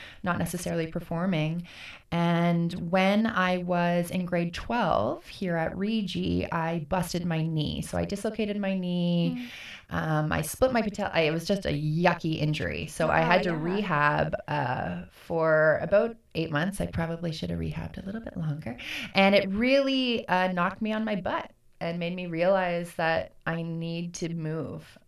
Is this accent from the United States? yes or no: no; Kingston, Ontario, Canada; also born or lived in Ottawa; Kingston is my hometown